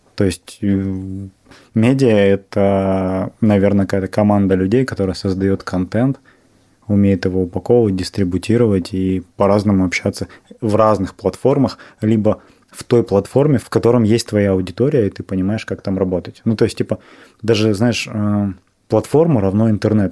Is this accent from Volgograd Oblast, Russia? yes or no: no; Novosibirsk, Novosibirsk Oblast, Russia; я из Новосибирска